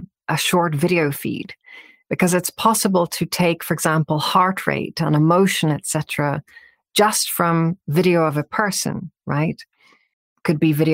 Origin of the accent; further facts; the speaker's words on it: Northern Ireland, United Kingdom; I grew up in Northern Ireland